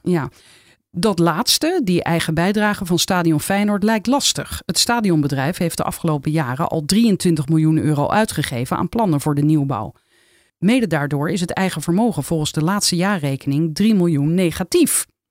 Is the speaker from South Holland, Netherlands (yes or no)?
yes; Rotterdam, South Holland, Netherlands; ik kom uit Rotterdam